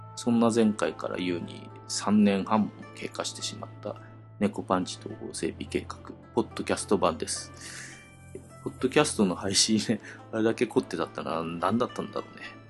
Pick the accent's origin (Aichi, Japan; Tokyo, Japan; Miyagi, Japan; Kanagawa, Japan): Tokyo, Japan; 勤務地が高崎、群馬県の高崎からね、地元東京に変わりまして、戻ってきました